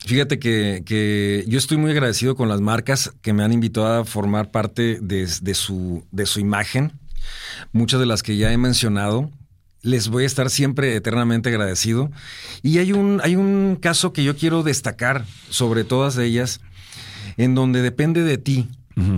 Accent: Monterrey, Nuevo León, Mexico; los regios somos muy, muy así. Nos sentimos, eh, acá súper orgullosos de, de, de nuestra ciudad

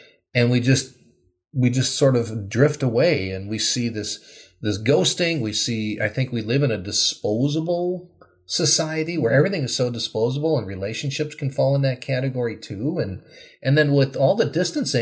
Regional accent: Wisconsin, United States; now in Minnesota, United States; I grew up in Wisconsin, not too different from here

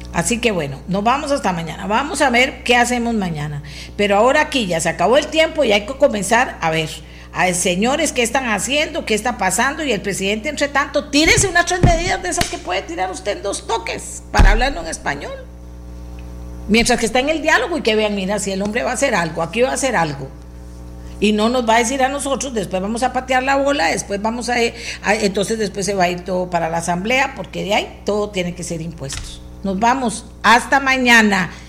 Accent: Costa Rica; soy costarricense y vivo en este país

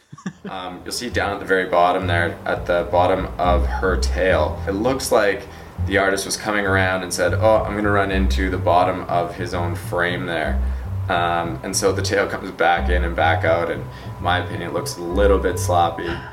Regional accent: Creston, British Columbia, Canada; now in Burlington, Canada; I'm from Creston, B C. now residing in Burlington, Ontario.

